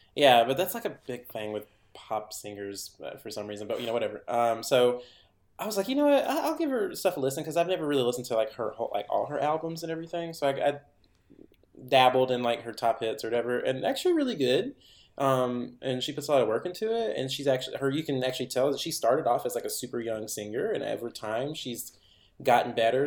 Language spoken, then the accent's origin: English; Henderson, Tennessee, United States; my hometown still had a theater that people could go to, and it wasn't just owned by the university